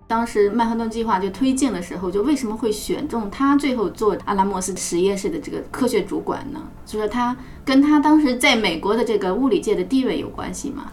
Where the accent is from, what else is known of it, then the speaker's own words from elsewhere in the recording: China; 我们作为中国人会想，我们中国也失去了一代的年轻人啊，也失去了无数的民众或者财产